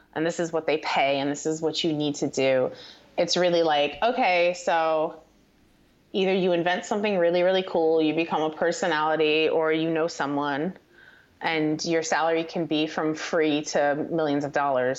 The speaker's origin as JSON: {"language": "English", "town": "Paterson", "region": "New Jersey", "country": "United States", "tie": "born or raised there", "also_born_or_lived": "Hawthorne, New Jersey", "said": "I grew up um, in northern New Jersey. Uh, my my family, I kind of divided my time between Paterson, New Jersey, and Hawthorne, New Jersey"}